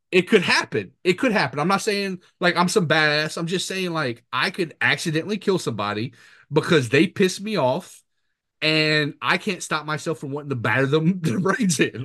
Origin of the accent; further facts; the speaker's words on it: Mamou, Louisiana, United States; moved away as an adult; also born or lived in Montana / New Jersey / Bogalusa, Louisiana; now in Florida, United States; I'm back in my hometown of Mamu, going to Mamu High